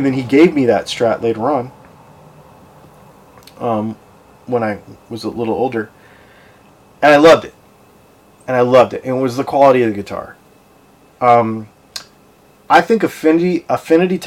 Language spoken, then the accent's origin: English; Arizona, United States; moved away; I'm from Arizona. I lived out there.